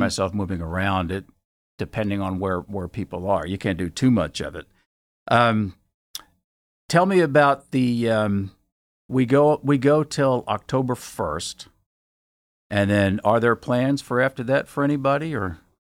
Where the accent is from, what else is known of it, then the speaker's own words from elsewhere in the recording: Bowie, Maryland, United States; I grew up in Bowie and did a lot of theater in, uh, in Bowie